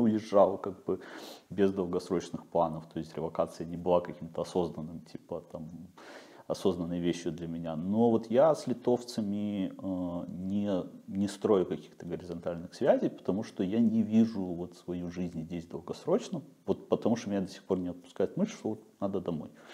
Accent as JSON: {"language": "Russian", "country": "Belarus", "moved": "yes", "said": "я белорус"}